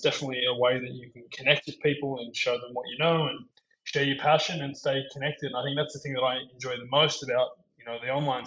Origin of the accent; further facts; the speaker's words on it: Melbourne, Victoria, Australia; moved away as an adult; also born or lived in Sydney, Australia / Queensland, Australia; now in San Diego, United States; I grew up in Australia. I was born in Sydney, and then I moved down to Melbourne when I was about 10 or 11, and I started training at Melbourne Park, and I spent most of my junior days there